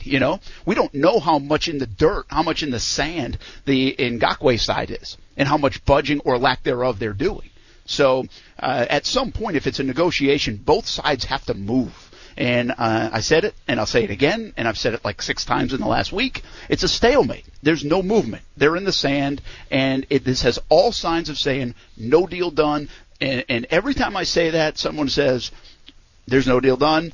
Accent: East Providence, Rhode Island, United States; Actually, I'm from East Providence, Rhode Island, but today I'm from Owings Mills

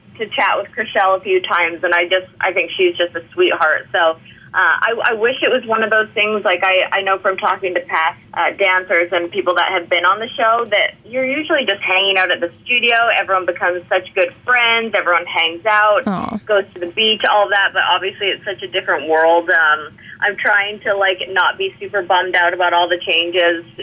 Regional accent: Canada; now in Nashville, United States; I'm Canadian

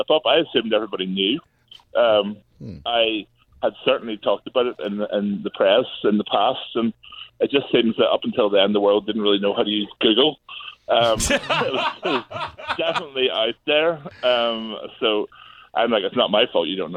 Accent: Belfast, Northern Ireland, United Kingdom; I'm from Belfast

